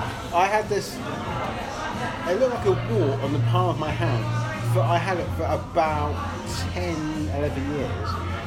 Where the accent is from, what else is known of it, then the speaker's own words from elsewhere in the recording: Luton, East of England, United Kingdom; No, I'm from Luton